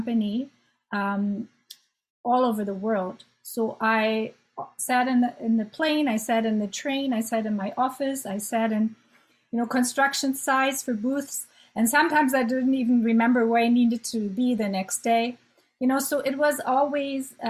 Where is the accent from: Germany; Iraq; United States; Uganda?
Germany; moved away as an adult; also born or lived in Ottawa, Canada; now in Canada; So I'm German. I'm born and raised in Germany